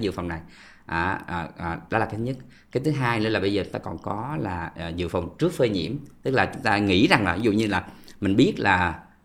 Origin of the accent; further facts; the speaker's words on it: Vietnam; mình người Việt Nam